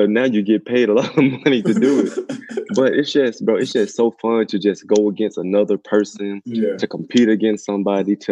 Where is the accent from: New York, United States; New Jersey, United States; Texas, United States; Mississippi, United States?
Mississippi, United States; Mississippi was home, man. It's country life, real family oriented.